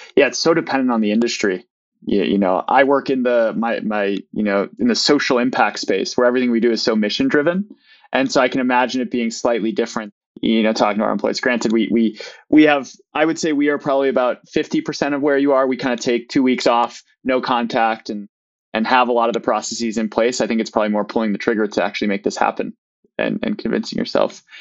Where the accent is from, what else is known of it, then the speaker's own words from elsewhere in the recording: Midwest, United States; also born or lived in Maine; I'm a Midwesterner as well